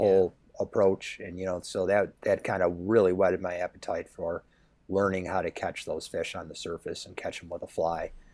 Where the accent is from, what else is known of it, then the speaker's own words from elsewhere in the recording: Grand Island, New York, United States; I grew up in Grand Island, which is, uh, island on the Upper Niagara River